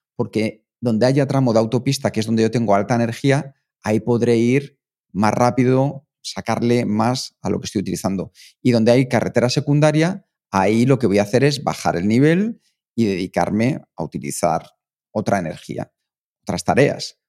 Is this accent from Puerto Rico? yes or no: no; Spain; nosotros somos españoles, somos los más naturales del mundo